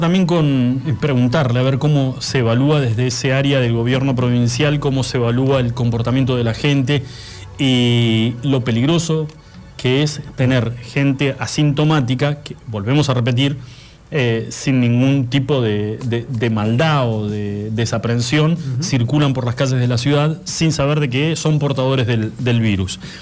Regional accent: Argentina; nosotros como argentinos

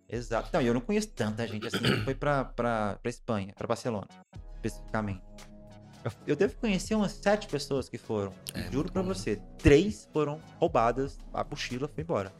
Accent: Minas Gerais, Brazil; Eu sou mineiro, na verdade

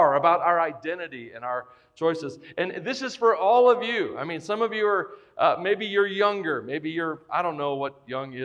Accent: the South, United States; I grew up in the South. I grew up in what I call the buckle of the Bible Belt

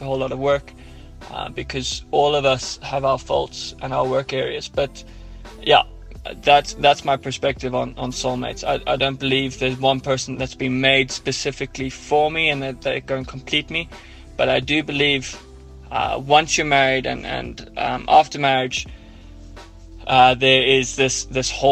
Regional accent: Ireland; accent: Irish; now in Johannesburg, South Africa; my Irish accent

